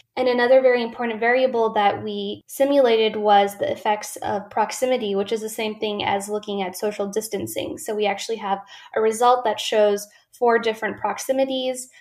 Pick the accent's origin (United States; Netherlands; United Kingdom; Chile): United States; Ventura, California; my hometown of Ventura, California.